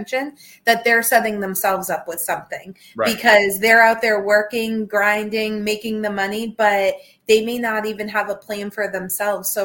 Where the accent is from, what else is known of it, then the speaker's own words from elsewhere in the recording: New Hampshire, United States; now in Tampa, United States; I'm from New Hampshire originally.